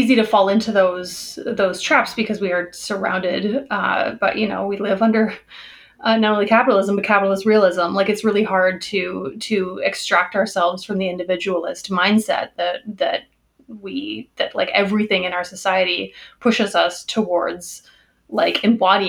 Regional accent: Southern Ontario, Canada; as a white woman growing up in Southern Ontario, but in a big city

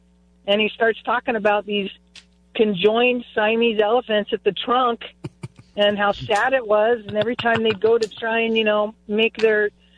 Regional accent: California, United States; You know, I grew up in Northern California. There were 7 of us kids. We were raised Mormon

